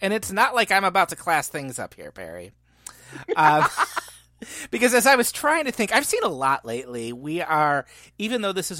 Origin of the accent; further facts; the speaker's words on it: Ireland; I like Irish things. I'm Irish, so